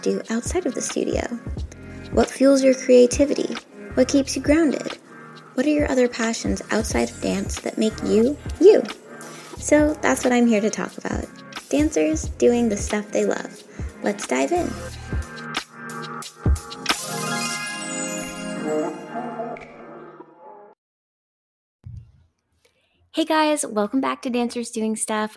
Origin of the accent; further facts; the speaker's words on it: Somerville, Massachusetts, United States; I'm from Davis Square